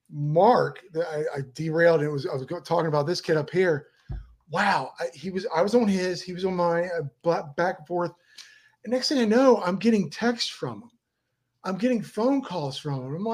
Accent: Miami, Florida, United States; We're from Miami.

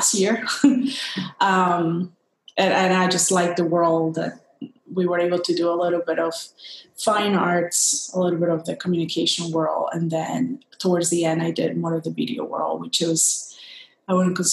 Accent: Guayaquil, Guayas, Ecuador; moved away as an adult; now in Washington, D.C., United States; I'm originally from Ecuador, a town in Ecuador near the Pacific coast, Guayaquil. I grew up there, all my family's there

